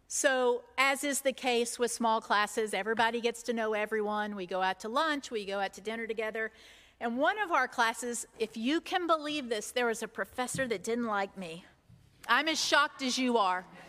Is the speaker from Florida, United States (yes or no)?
no; Robbinsville, North Carolina, United States; I'm that kid from Robbinsville, North Carolina, who grew up in white spaces.